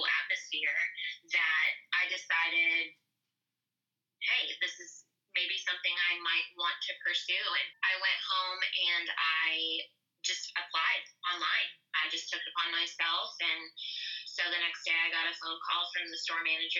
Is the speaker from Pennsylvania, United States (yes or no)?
yes; Pittsburgh, Pennsylvania, United States; moved away as an adult; now in Louisville, United States; I grew up in Pittsburgh, Pennsylvania, in a small town like right outside of the city. That's where I spent my childhood, and I moved to Louisville in 2008